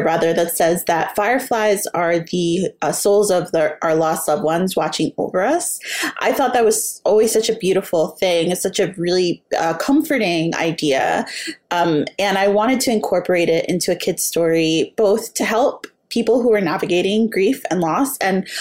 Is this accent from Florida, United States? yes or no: no; New York City, New York, United States; I grew up in the South Bronx